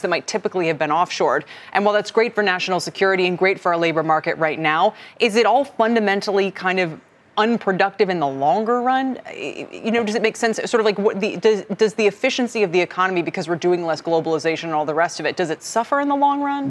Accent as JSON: {"language": "English", "area": "outside of Syracuse", "region": "New York", "country": "United States", "tie": "born or raised there", "said": "I grew up outside of Syracuse"}